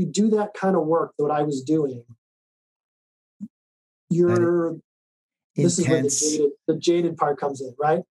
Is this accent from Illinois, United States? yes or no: yes; Chicago, Illinois, United States; moved away as an adult; also born or lived in New Mexico; I'm from Chicago. That's where all this was happening. I grew up in Chicago.